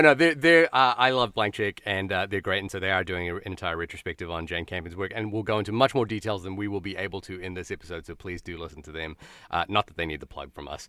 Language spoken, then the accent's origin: English; Wellington, New Zealand; moved away; my hometown of Wellington, New Zealand